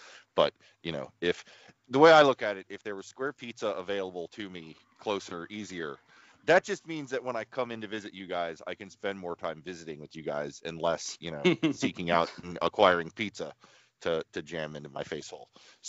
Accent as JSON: {"language": "English", "region": "Ohio Valley", "country": "United States", "tie": "born or raised there", "said": "it was a very integral part of growing up in the Valley."}